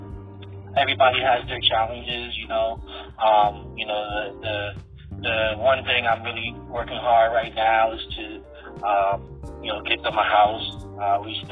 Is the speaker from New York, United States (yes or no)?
yes; New York City, New York, United States; moved away as an adult; also born or lived in Brooklyn, New York; now in Virginia, United States; I'm born in Brooklyn, raised in Queens.